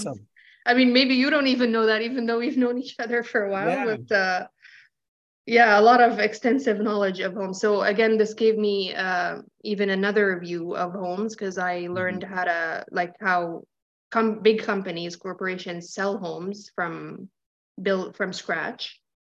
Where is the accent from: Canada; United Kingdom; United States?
Canada; Ottawa, Ontario; And it started here. I studied high school in Ottawa. I'm from Ottawa. Studied high school here and then went to college for interior design.